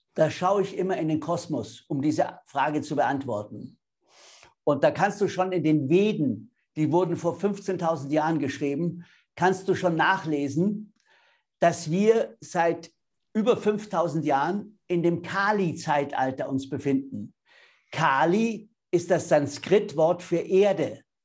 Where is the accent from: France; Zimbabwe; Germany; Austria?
Germany; Bavaria; ich bin Bayer.